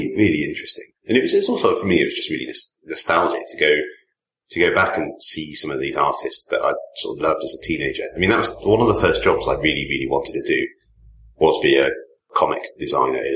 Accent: Leamington Spa, West Midlands, United Kingdom; I grew up in Leamington, same town as John Hicks

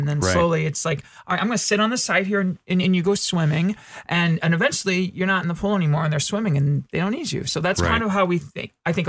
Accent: Midwest, United States; Well, so I'm from the Midwest and I'm taught to be humble

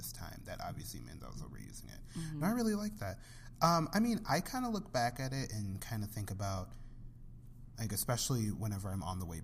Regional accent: Joliet, Illinois, United States; I'm from Joliet, and it's a suburb outside of Chicago. And, you know, it's where I was born and raised.

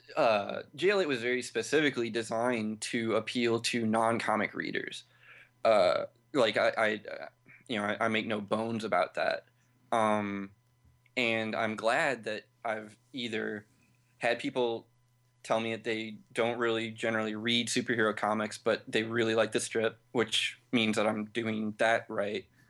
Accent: St. Louis, Missouri, United States; I'm from Saint Louis

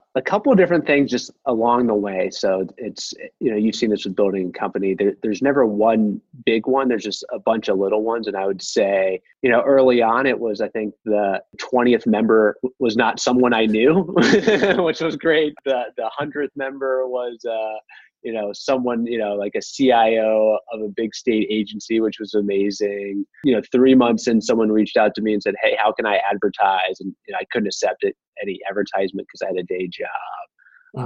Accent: Midwest, United States; I'm from the Midwest

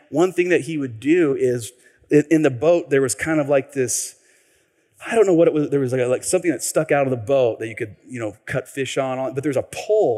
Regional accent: Tacoma, Washington, United States; I grew up here. Many of you know I grew up here in Tacoma.

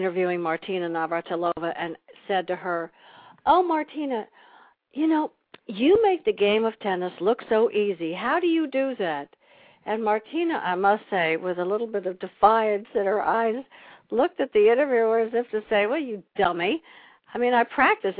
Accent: Long Island, New York, United States; I grew up in Long Island

